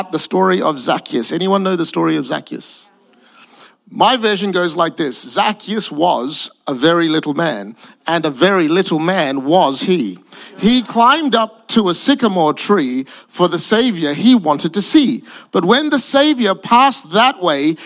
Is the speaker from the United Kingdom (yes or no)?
no; Perth, Western Australia, Australia; also born or lived in Singapore / Malaysia; I'm Asian, but I grew up in Perth, Western Australia.